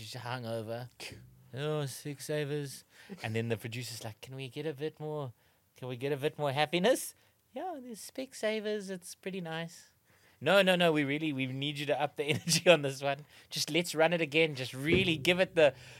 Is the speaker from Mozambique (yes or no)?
no; Gauteng, South Africa; I always say Diep Rivier, but that's probably because I come from Gauteng.